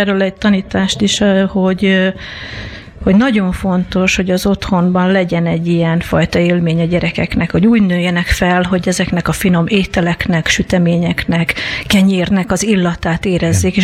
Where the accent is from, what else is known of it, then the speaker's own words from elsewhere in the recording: Veszprém, Veszprém County, Hungary; Mi a Veszprémben, a 20 emeletesben laktunk